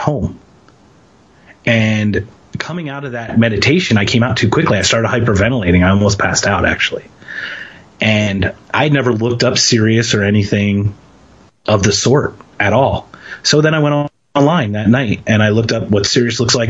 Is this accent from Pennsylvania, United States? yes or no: yes; Philadelphia, Pennsylvania, United States; moved away; I'm from Philadelphia